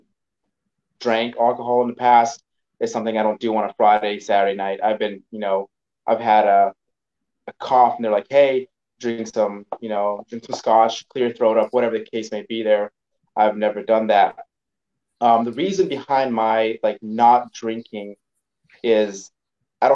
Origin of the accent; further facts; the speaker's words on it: Belize; moved away; I grew up in Belize